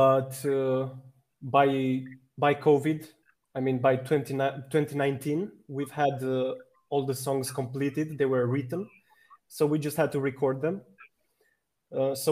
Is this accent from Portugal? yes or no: no; Romania; I'm from Romania